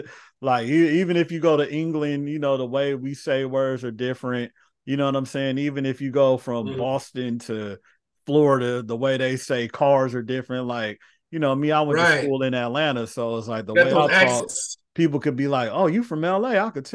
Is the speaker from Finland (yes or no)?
yes; Finland; I was raised in Finland. So to me, I'm Finnish.